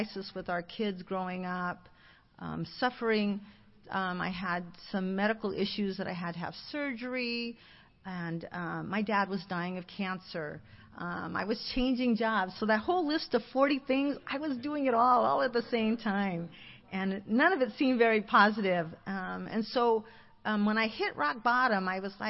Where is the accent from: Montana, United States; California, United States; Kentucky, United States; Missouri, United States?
California, United States; Alhambra; I grew up in Alhambra, a very small little town